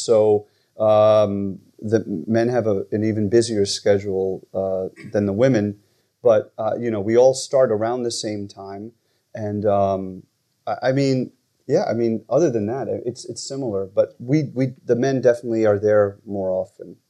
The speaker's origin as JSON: {"language": "English", "town": "New Rochelle", "region": "New York", "country": "United States", "also_born_or_lived": "Michigan", "said": "I'm originally from New Rochelle, New York, so not too far from here."}